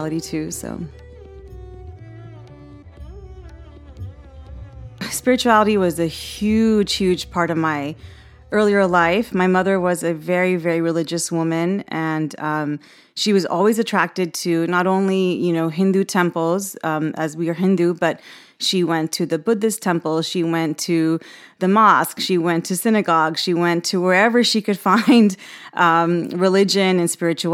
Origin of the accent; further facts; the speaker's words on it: Houston, Texas, United States; also born or lived in Boston, Massachusetts; I was born in Boston, grew up in Houston. We moved there when I was three